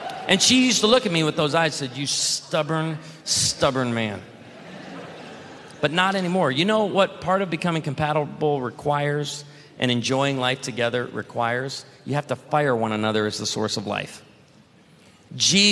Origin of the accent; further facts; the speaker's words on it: Illinois, United States; I grew up in Illinois where we grew a lot of produce